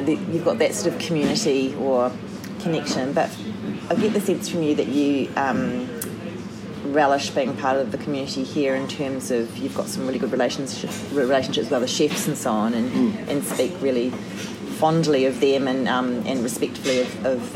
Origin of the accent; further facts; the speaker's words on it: Christchurch, Canterbury, New Zealand; I'm from Christchurch